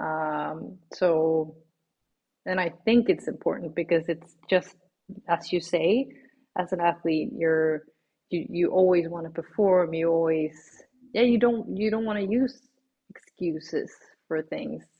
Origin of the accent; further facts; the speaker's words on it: Sweden; moved away as an adult; now in Switzerland; I am from Sweden originally. I've been living now in Switzerland for three years, but I'm obviously Swedish in my heart and soul